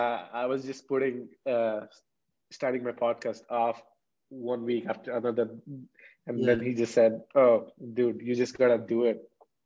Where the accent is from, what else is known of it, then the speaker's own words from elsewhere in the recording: Jaipur, Rajasthan, India; I'm from Jaipur. This is northwest part.